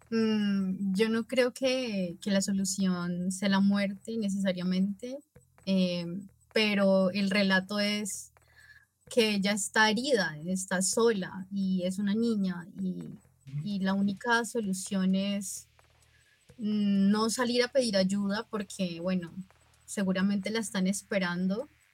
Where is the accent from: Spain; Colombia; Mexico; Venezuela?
Colombia; Nariño; now in Cali, Colombia; yo soy de Nariño, pero vivo en Cali hace como aproximadamente siete años